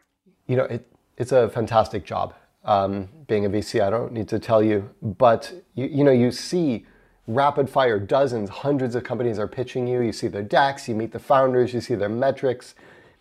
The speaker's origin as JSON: {"language": "English", "country": "United States", "accent": "American", "said": "I'm American"}